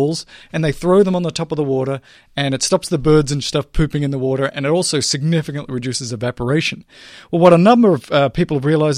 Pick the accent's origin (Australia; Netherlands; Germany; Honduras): Australia; Melbourne, Victoria; So I grew up in Australia, and in Melbourne, which is a big city, 4 or 5 million people, they have the same thing.